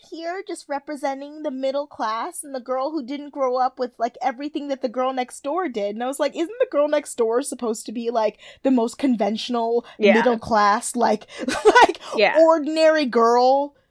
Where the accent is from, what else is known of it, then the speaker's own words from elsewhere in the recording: Alaska, United States; Because I grew up in Alaska.